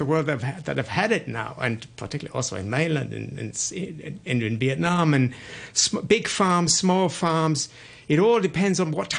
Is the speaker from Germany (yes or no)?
yes; Germany; moved away as an adult; now in Hong Kong; I am from Germany